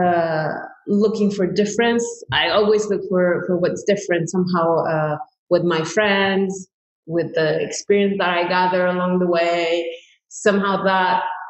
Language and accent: English; Cuernavaca, Morelos, Mexico; moved away as an adult; also born or lived in France; now in New York, United States; I was born in Mexico in a place called Cuernavaca, which is somehow like the Beverly Hills of Mexico City.